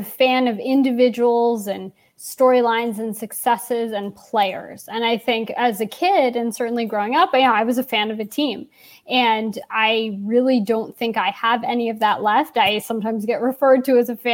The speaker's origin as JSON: {"language": "English", "town": "New York City", "region": "New York", "country": "United States", "tie": "born or raised there", "said": "I grew up in New York City"}